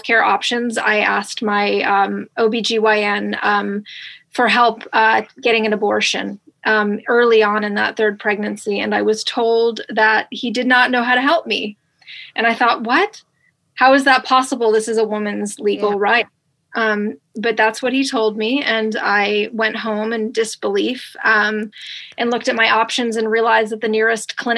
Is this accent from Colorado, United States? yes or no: no; New York, United States; moved away as an adult; also born or lived in Los Angeles, California / Morgantown, West Virginia; I'm from New York, as you said, and I grew up in New York